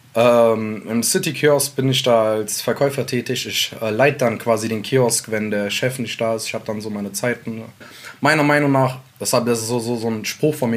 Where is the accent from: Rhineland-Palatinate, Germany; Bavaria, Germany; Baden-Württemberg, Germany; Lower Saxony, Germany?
Rhineland-Palatinate, Germany; Mainz; also born or lived in Sulaymaniyah, Iraq; ich bin da hier auf den Straßen groß geworden mit den Jungs, alle alles Ausländer um mich herum.